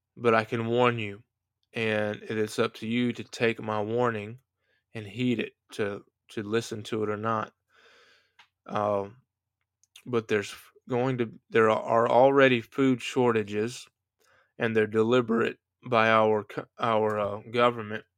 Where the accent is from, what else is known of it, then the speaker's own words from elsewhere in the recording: United States; I'm an American